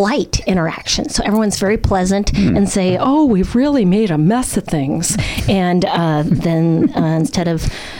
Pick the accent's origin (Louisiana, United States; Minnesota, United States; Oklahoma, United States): Minnesota, United States; I'm from Minnesota